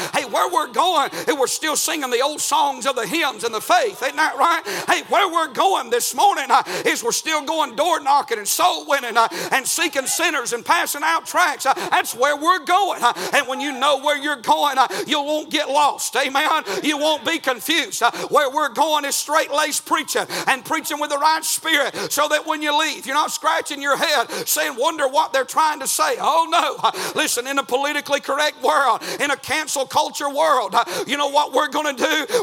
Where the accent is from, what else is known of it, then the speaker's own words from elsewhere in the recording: Georgia, United States; I'm actually from Georgia